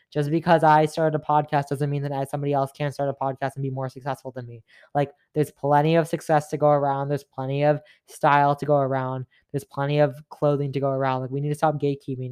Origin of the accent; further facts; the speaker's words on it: Mississauga, Ontario, Canada; you're from Mississauga," which I am